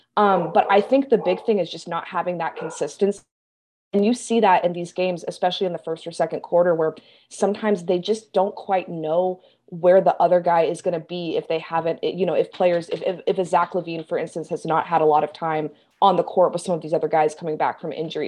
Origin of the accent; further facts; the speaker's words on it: Kansas City, United States; now in Chicago, United States; I'm from Kansas City